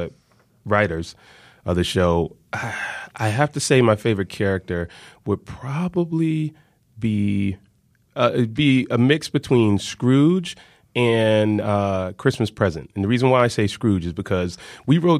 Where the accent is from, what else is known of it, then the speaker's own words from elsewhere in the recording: the South, United States; I'm from the South